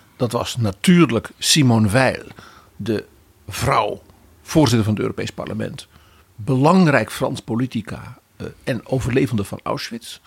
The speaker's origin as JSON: {"language": "Dutch", "country": "Netherlands"}